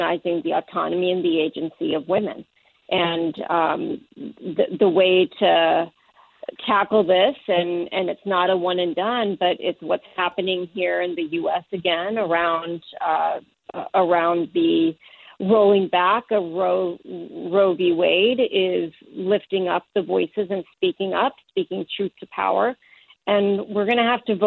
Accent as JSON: {"language": "English", "country": "Mexico", "tie": "born or raised there", "moved": "yes", "said": "my home country of Mexico, where I was raised"}